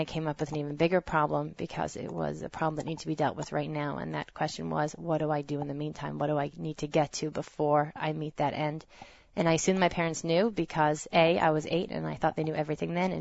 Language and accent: English; New Jersey, United States; I grew up in New Jersey, raised as a proud conservative Jew